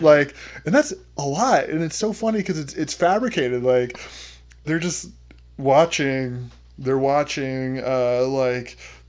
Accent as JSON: {"language": "English", "town": "Pocatello", "region": "Idaho", "country": "United States", "tie": "born or raised there", "said": "I'm from Pocatello"}